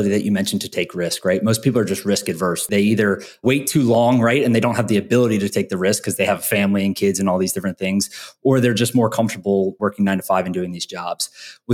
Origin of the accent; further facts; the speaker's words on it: North Carolina, United States; now in Miami, United States; I'm from North Carolina, but I live in Miami now